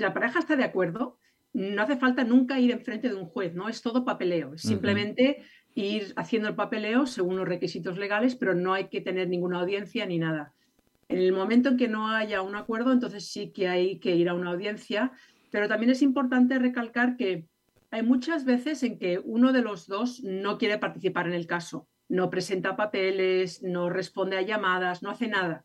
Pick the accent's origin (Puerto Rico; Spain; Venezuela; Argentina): Spain; now in California, United States; yo soy de España